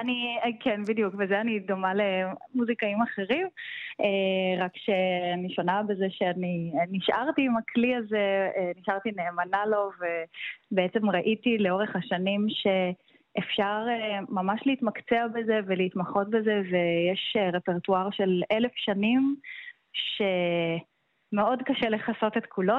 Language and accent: Hebrew; Rehovot, Central District, Israel; also born or lived in Nuremberg, Germany; אני ילידת רחובות ולמדתי כאן בקונסרבטוריון